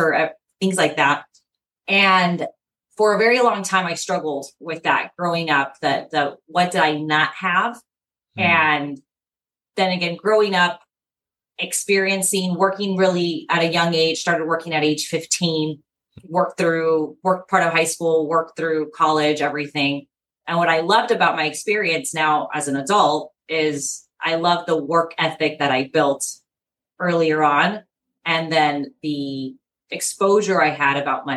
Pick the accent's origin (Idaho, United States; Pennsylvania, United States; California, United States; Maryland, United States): California, United States; San Diego; I am born and raised in San Diego.